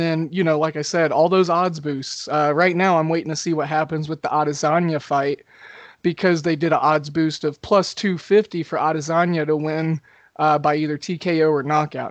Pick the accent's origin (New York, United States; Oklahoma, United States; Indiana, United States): Oklahoma, United States; I grew up in Oklahoma